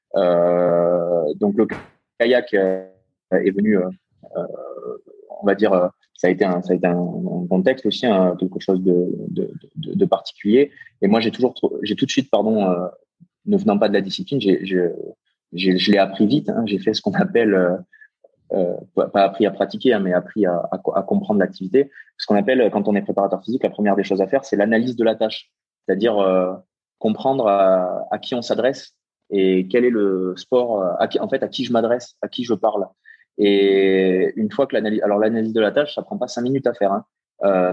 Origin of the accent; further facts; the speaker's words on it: Castres, Occitania, France; je viens pas de Toulouse, je viens de, de Castres, donc euh, qui est à une heure de Toulouse